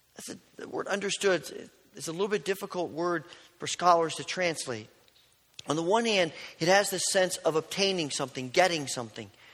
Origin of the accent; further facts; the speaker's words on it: southern Indiana, United States; also born or lived in Kentucky; growing up in Indiana, southern Indiana